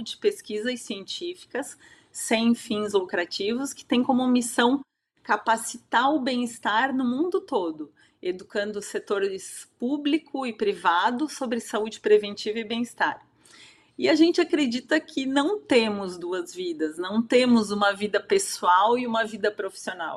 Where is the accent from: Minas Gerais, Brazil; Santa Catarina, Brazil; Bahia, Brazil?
Santa Catarina, Brazil; eu sou catarinense, moro em Blumenau atualmente.